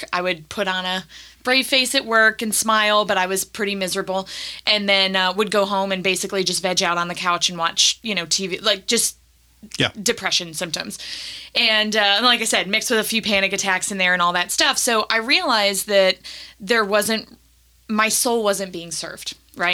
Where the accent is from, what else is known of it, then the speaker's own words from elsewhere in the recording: Nashville, Tennessee, United States; also born or lived in Toledo, Ohio / Cleveland, Ohio; I was born in Toledo. We lived in Cleveland until I was 10, and then we moved down to Nashville